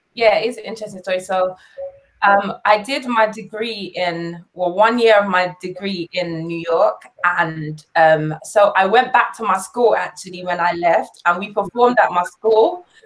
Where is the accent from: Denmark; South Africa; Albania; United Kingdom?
United Kingdom; London; we were born in London, we were raised in London